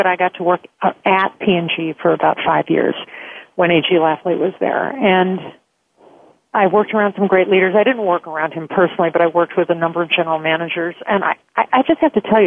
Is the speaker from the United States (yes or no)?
yes; Chicago, Illinois, United States; being a Chicagoan